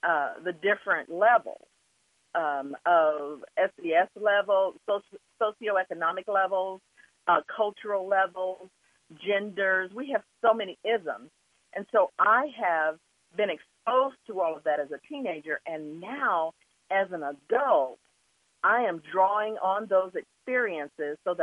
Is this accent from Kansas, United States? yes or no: yes; Wichita, Kansas, United States; also born or lived in Oklahoma; I was at that age, 3 years old and growing up in Wichita